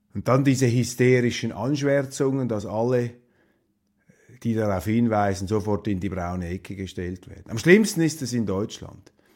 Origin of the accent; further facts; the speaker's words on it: Switzerland; ich als Schweizer aufwache